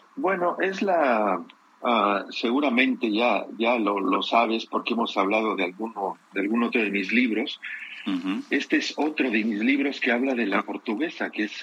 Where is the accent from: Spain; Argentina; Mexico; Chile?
Mexico; moved away as an adult; now in Europe; Yo desde hace muchos años vivo en Europa, yo nací y crecí en México